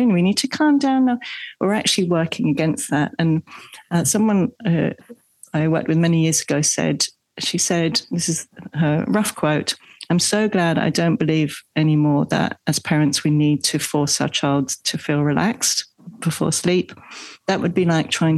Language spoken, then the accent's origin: English; England, United Kingdom; moved away; I grew up in England.